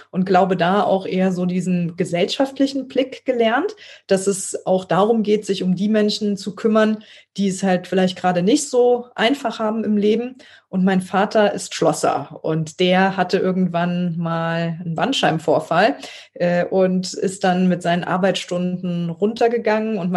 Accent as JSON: {"language": "German", "town": "Trier", "region": "Rhineland-Palatinate", "country": "Germany", "tie": "born or raised there", "also_born_or_lived": "Konz", "said": "ich bin aufgewachsen in Trier und Konz, ein kleines Städtchen vor Trier"}